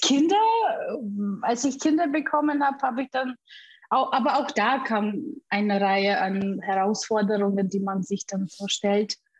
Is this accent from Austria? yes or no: no; Siberia, Russia; German is a second language; moved away as an adult; also born or lived in Bamberg, Germany; now in Germany; Ich bin in Sibirien gebo geboren und mit 18 Jahren bin ich nach Deutschland ausgereist.